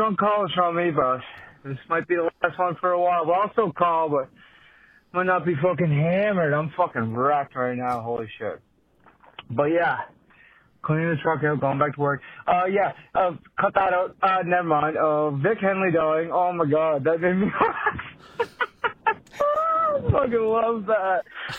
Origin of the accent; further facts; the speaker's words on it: Canada; I'm from Canada.